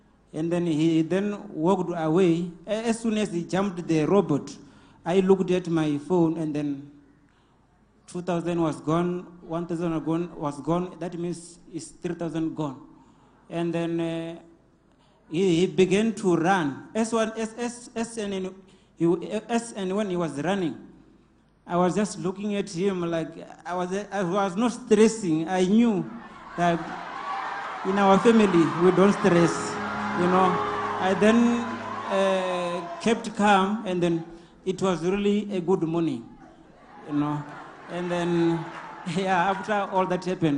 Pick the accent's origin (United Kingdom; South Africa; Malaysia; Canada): South Africa; Venda, Limpopo; I'm from Venda